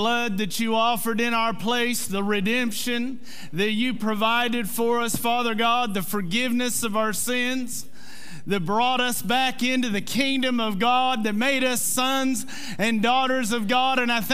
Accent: Mannford, Oklahoma, United States; I'm from Manford.

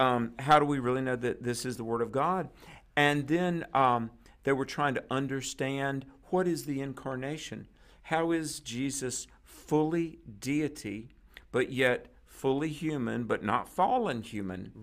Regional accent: North Carolina, United States; my home state is North Carolina

